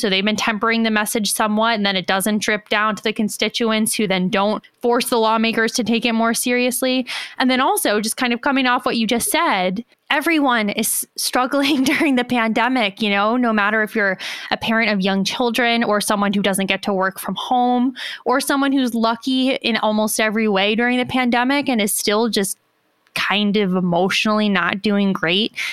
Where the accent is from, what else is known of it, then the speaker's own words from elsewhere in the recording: United States; As an American